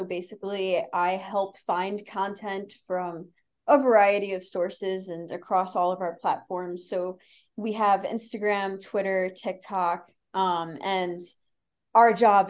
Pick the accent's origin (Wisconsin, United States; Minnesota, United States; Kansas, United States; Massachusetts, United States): Massachusetts, United States; Boston; But I like the Celtics just because I'm from Boston.